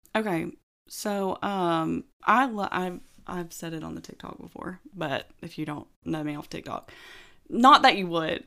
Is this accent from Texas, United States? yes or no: no; Huntsville, Alabama, United States; moved away as an adult; now in Gadsden, United States; I'm originally from Huntsville.